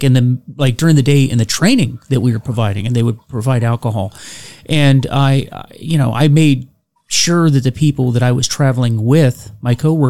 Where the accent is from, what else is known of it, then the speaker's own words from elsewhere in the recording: Florida, United States; I grew up in Florida, and I remember when I was a kid, the Buccaneers started